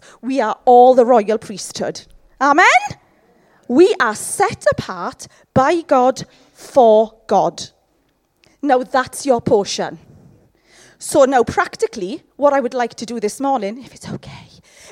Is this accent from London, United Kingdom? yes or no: no; Llanelli, Wales, United Kingdom; I'm from Llanelli